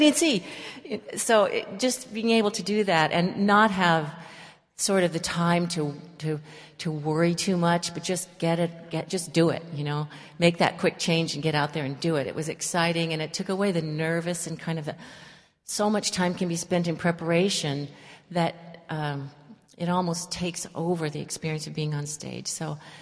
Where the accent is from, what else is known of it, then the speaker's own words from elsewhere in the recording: East Bay, California, United States; I'm a local girl. I was born in the East Bay and received my training initially from a small school whose background was San Francisco Ballet